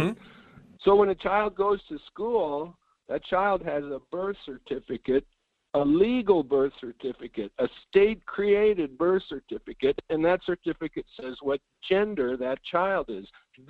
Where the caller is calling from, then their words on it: Fairbanks, Alaska, United States; Good morning. This is … in Fairbanks.